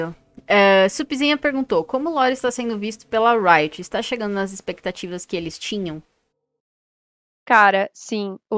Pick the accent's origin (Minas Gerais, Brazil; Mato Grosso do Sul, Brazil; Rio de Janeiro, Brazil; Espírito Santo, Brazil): Minas Gerais, Brazil; Uberlândia; accent: mineiro; moved away as an adult; now in São Paulo, Brazil; eu sou de Uberlândia, é Uberlândia mesmo.